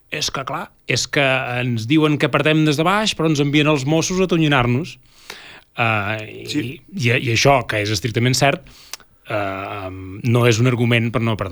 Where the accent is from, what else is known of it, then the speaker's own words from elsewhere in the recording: Catalonia, Spain; nosaltres, eh, com a catalans, com a independentistes, com a eh, ciutadans, eh, tenim una institució que ens ha de representar